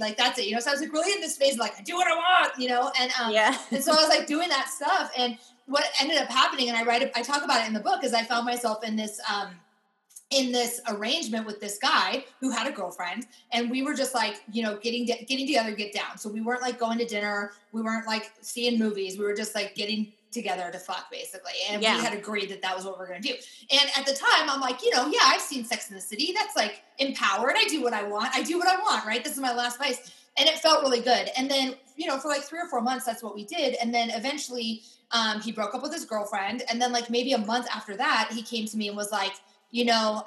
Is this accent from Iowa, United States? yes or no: yes; Iowa, United States; moved away; also born or lived in Pittsburgh; I grew up in Iowa